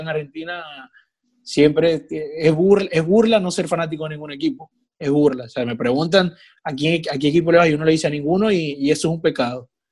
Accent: Maracaibo, Zulia, Venezuela; moved away; soy venezolano

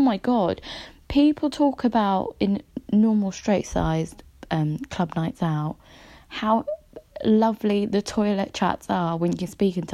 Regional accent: London, United Kingdom; I am from London.

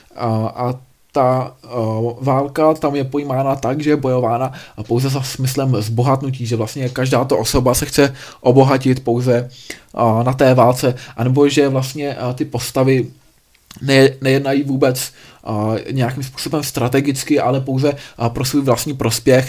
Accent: Czechia; u nás v Čechách

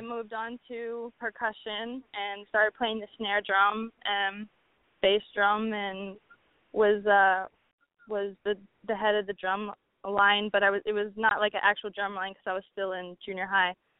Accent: New Orleans, Louisiana, United States; moved away as an adult; now in New York City, United States; I'm from New Orleans, so from a young age I've been going to jazz festivals

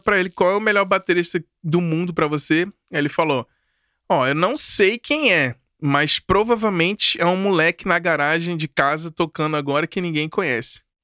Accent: Brasília, Federal District, Brazil; eu cresci dentro de um movimento em Brasília

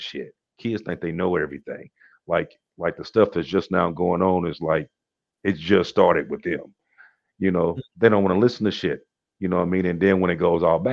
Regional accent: Virginia, United States; when I left West Virginia and went to Virginia, okay, and then I grew up mostly in Virginia, and then I came back to West Virginia.

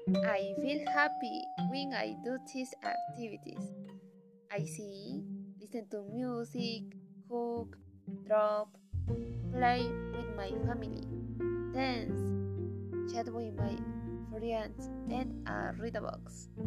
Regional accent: Arequipa, Peru; I am 50 years old. I am from Peru, from the city of Arequipa.

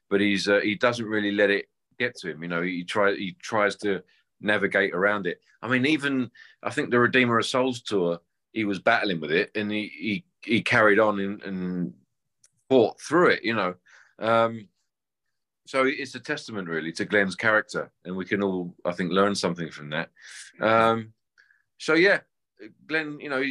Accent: London, United Kingdom; I grew up playing covers around England and London

